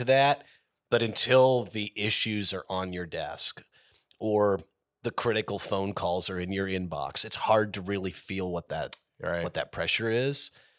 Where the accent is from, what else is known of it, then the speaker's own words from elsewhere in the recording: Indiana, Pennsylvania, United States; I grew up in Indiana